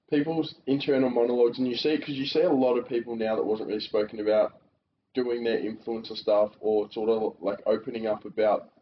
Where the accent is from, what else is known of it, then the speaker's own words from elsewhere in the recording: Melbourne, Victoria, Australia; moved away as an adult; from Melbourne originally. Born and bred there. Family's from Croatia, though